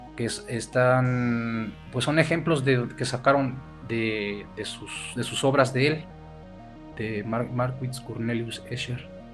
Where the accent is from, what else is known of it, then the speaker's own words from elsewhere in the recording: Perote, Veracruz, Mexico; nosotros como peroteños y como veracruzanos y como mexicanos también